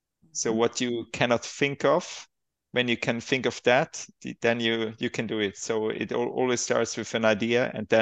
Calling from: Switzerland; I'm calling from Baden-Gatz, Switzerland.

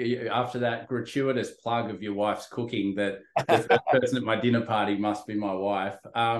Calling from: Sydney, New South Wales, Australia; I'm phoning in from Sydney, Australia.

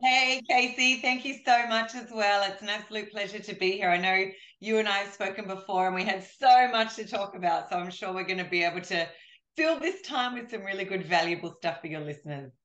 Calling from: Australia; I'm calling you from Australia

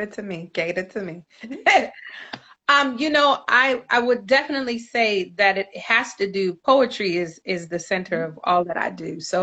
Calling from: Los Angeles, California, United States; I'm calling you from California, Los Angeles.

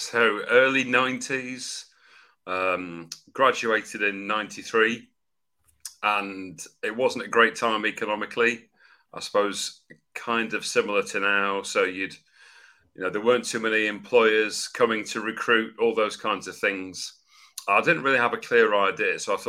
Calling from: London, United Kingdom; I'm joining you from North London, England, UK.

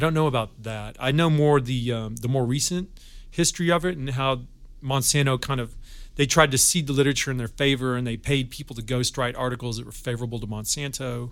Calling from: Glendale, United States; I'm calling from Glendale.

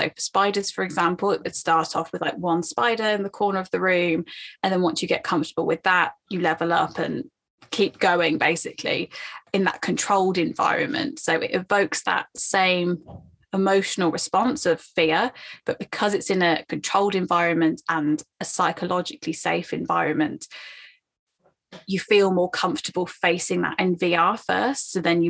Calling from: London, United Kingdom; Oh, so I'm in London, UK.

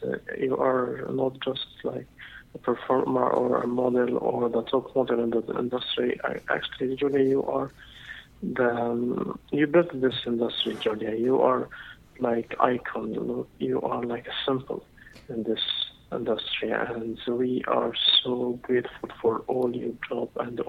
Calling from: Dubai, United Arab Emirates; This is …. I'm calling from Dubai.

